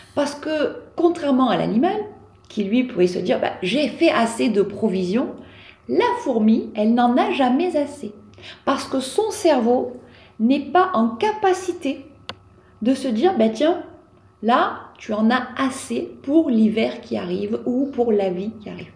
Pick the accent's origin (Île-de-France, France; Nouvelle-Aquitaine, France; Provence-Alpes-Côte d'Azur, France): Provence-Alpes-Côte d'Azur, France; chez nous en Provence